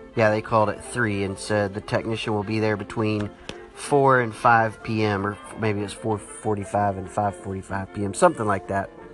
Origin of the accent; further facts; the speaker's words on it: Texas, United States; me growing up in Texas